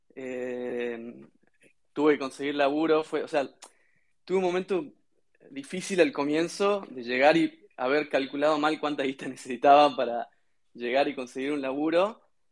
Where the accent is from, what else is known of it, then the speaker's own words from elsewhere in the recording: Concepción, Tucumán, Argentina; sí, soy de Tucumán. Dentro de Tucumán soy de una ciudad pequeña que se llama Concepción, al sur de Tucumán.